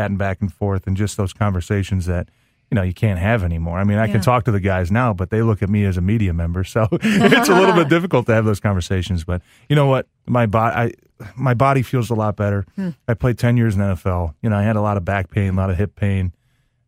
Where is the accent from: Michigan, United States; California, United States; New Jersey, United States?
Michigan, United States; Ferndale; also born or lived in White Lake, Michigan / Green Bay, Wisconsin; I grew up in Ferndale, you know, spent a lot of time in White Lake.